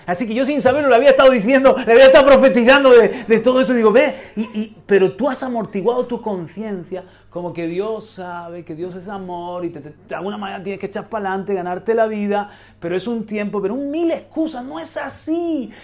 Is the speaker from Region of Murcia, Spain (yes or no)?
yes; Region of Murcia, Spain; Yo también soy murciano, yo también soy español.